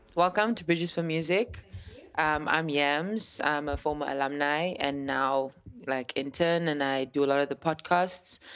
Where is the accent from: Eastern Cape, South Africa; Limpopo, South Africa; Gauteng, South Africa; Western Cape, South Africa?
Western Cape, South Africa; Cape Town; I'm from Langa, and I know the history behind how it felt like to grow up in Langa.